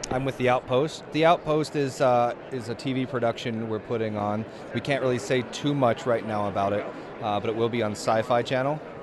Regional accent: Florida, United States; moved away as an adult; now in Utah, United States; I'm not even from here, I'm from Florida, and I moved here about a year

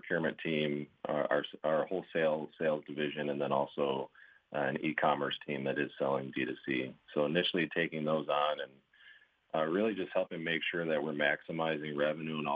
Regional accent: Grand Rapids, Michigan, United States; moved away as an adult; now in Fort Wayne, United States; Born and raised in Grand Rapids, Michigan, just on the northwest side there.

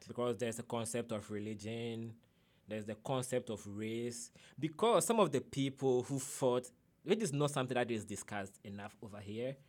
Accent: Kumasi, Ashanti, Ghana; born or raised there; English is a second language; moved away as an adult; also born or lived in Accra, Ghana / northern Ghana / Ada, Ghana; now in Arkansas, United States

